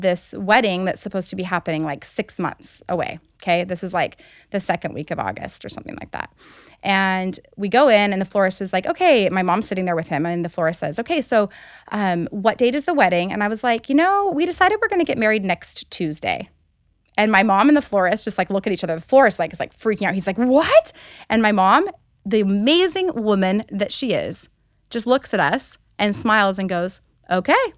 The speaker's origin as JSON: {"language": "English", "town": "Alpine", "region": "Utah", "country": "United States", "tie": "born or raised there", "also_born_or_lived": "Colorado / Buckhead / San Diego", "said": "I grew up in Alpine, Utah"}